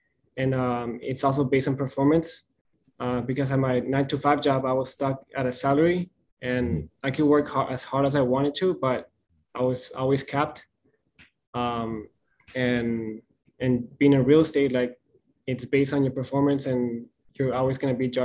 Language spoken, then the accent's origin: English; El Paso, Texas, United States; I decided to move back in town, back to my hometown, which was back in El Paso.